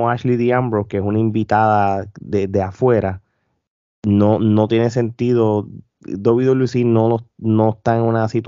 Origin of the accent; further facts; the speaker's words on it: Puerto Rico; Si no, no somos puertorriqueños.